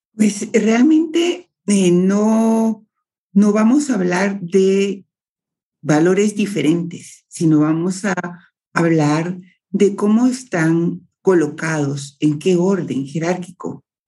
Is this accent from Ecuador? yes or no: no; Guatemala; como Chapina me siento cómoda